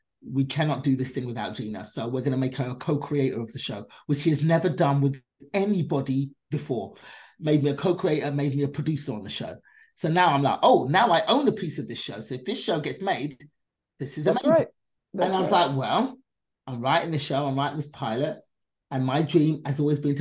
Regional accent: England, United Kingdom; my mother was left in England raising us by herself.

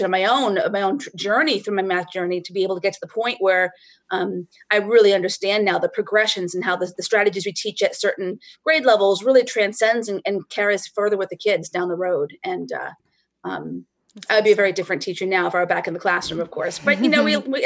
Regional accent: Rhode Island, United States; also born or lived in Northern New Hampshire; now in New Hampshire, United States; I grew up in Rhode Island, but Northern New Hampshire the last 25 years

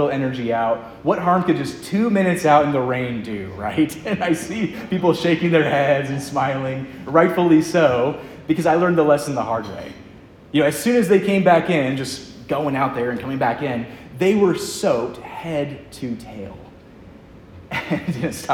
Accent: Lynchburg, Virginia, United States; I'm from Lynchburg myself

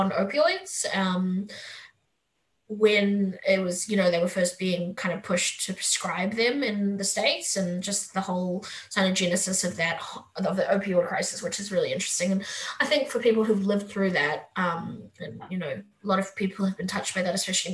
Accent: South Africa; moved away; I'm South African.

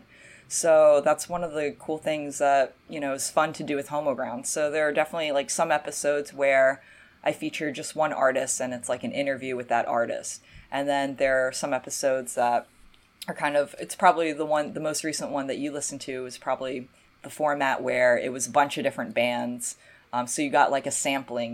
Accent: North Carolina, United States; my hometown

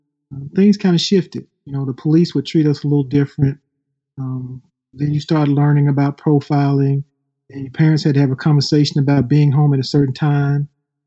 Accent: Memphis, Tennessee, United States; growing up in Orange Mound, it was Orange Mound, Tennessee. We were like our own little village.

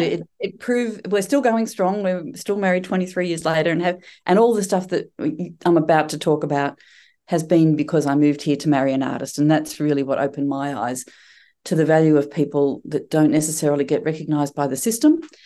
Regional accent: Coburg, Victoria, Australia; moved away as an adult; now in East Gippsland, Australia; I grew up in Coburg, born and raised in Coburg

